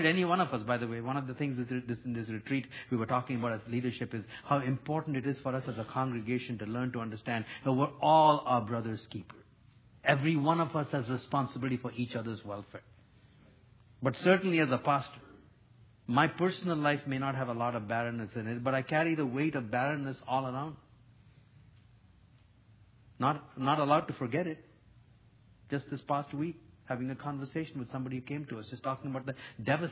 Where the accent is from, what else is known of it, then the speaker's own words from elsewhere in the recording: India; now in Canada; In my home country in India